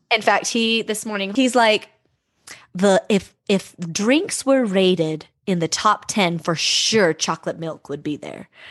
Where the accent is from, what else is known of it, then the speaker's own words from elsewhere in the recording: Bountiful, Utah, United States; I grew up in Bountiful